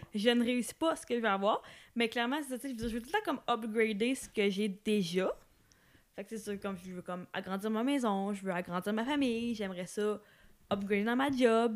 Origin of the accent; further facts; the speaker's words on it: Amos, Quebec, Canada; la maison où est-ce que j'ai grandi à Amos